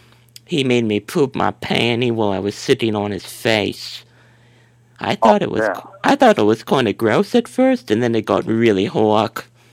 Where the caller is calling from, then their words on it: Chicago, Illinois, United States; I'm calling from Chicago.